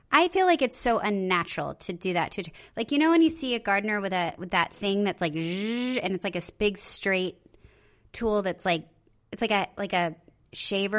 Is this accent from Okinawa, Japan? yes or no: yes; Okinawa, Japan; I was born in Okinawa